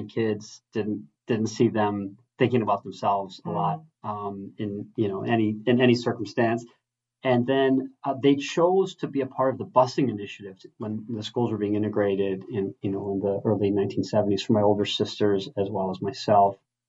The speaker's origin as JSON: {"language": "English", "town": "Milwaukee", "region": "Wisconsin", "country": "United States", "tie": "born or raised there", "said": "I'm fourth of nine children. I was raised on Milwaukee's East Side"}